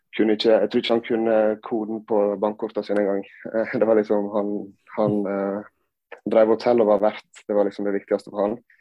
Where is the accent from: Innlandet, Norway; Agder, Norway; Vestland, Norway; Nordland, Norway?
Vestland, Norway; Sandane; also born or lived in Gran Canaria, Spain / Førde / Oslo; Jeg er jo da oppvokst på eh, Gloppen hotell